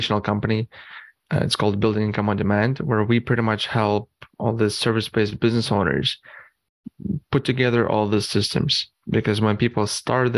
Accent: Canada; also born or lived in Eastern Europe / Arizona; moved to Canada

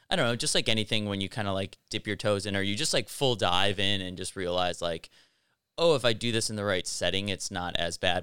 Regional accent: Highland Park, Illinois, United States; moved away as an adult; also born or lived in Los Angeles / East Coast; now in South Bay, Los Angeles, United States; I'm originally from Chicago, uh, north suburb called Highland Park

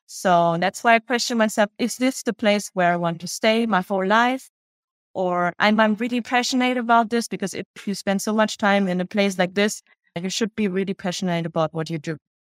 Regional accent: Germany; moved away as an adult; also born or lived in Vietnam / Vienna, Austria; now in Paris, France; I grew up in Germany, was born in Vietnam

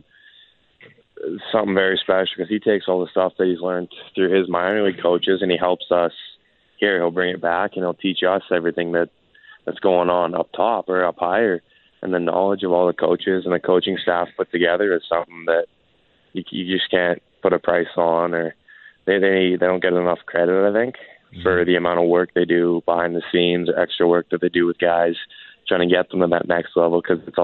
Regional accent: Edmonton, Alberta, Canada; also born or lived in Airdrie, Alberta; I was born in Edmonton, played until I was about 10 or 11 there

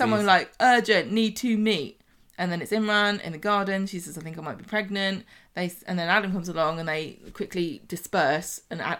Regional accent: United Kingdom; But I guess we're British, so it goes with the territory, literally.

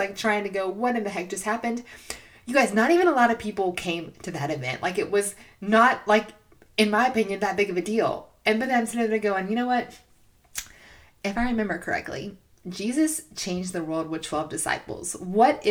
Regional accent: Georgia, United States; moved away as an adult; now in Chattanooga, United States; I'm from Georgia

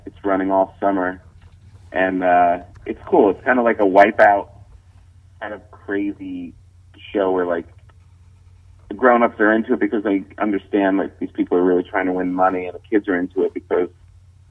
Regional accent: New York, United States; I'm a New Yorker

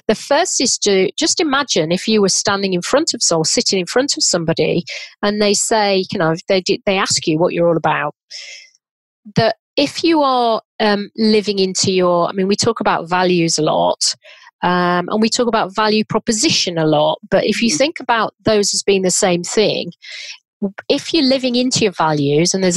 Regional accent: Leeds, Yorkshire and the Humber, United Kingdom; from Leeds, and my mum was a dinner lady and my dad was a butcher.

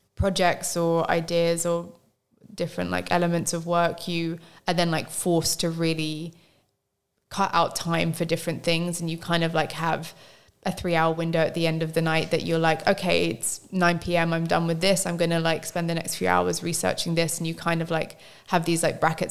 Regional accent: London, United Kingdom; growing up in London

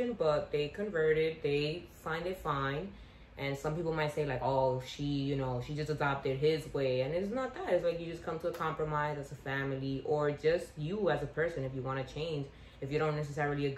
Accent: United States; also born or lived in Dominican Republic (heritage); I grew up in as an American, as a Dominican

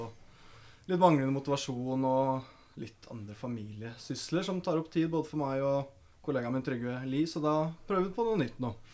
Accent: Lørenskog, Akershus, Norway; jeg er fra Lørenskog

